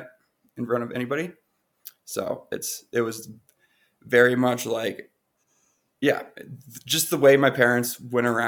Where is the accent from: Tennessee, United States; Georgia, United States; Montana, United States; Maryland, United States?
Montana, United States; moved away as an adult; also born or lived in New York City; I grew up in Montana until I was 19. And then I moved to New York City for culinary school